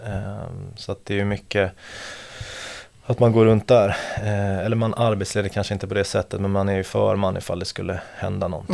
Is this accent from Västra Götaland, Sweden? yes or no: yes; Gothenburg, Västra Götaland, Sweden; moved away as an adult; now in Stockholm, Sweden; jag är från Göteborg från början